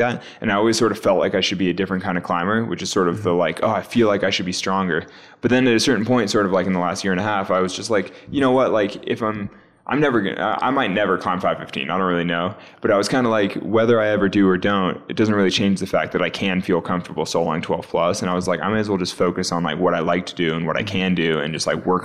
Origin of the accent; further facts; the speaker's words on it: California, United States; growing up in California